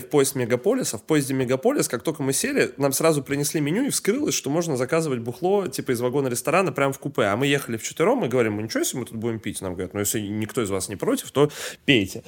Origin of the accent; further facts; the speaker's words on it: Saint Petersburg, Russia; я из Питера сам, Э, как бы как-то, блядь, говорится, коренной петербуржец